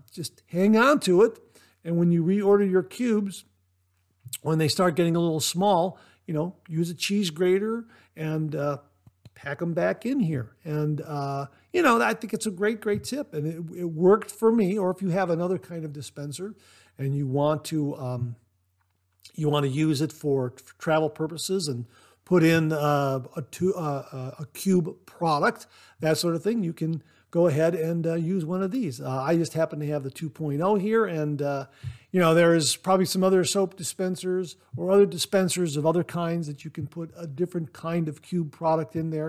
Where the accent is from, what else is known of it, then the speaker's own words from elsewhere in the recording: Ohio, United States; Ohio, my home state, born and raised here.